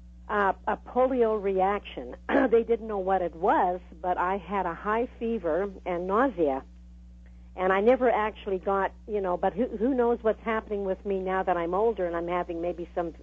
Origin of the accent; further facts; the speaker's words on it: Canada; now in Cottonwood Heights, United States; I'm a Canadian